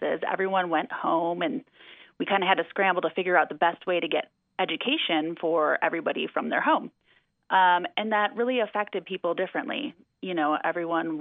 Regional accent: Wisconsin, United States; now in Redmond, United States; I'm from Wisconsin.

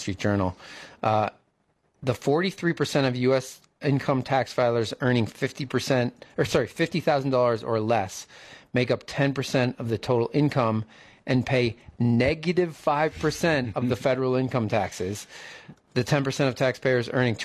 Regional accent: United States; As an American and a taxpayer

